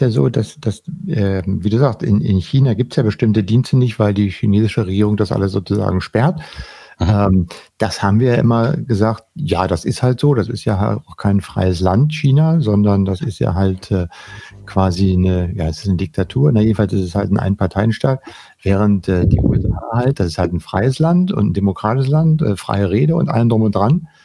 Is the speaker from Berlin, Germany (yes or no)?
yes; Berlin, Germany; Ich bin schließlich in Westberlin aufgewachsen. Wir mhm. waren von allen Seiten von bedroht.